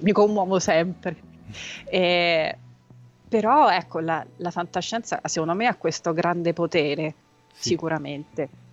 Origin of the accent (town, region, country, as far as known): Rome, Lazio, Italy; born or raised there; also born or lived in Tuscany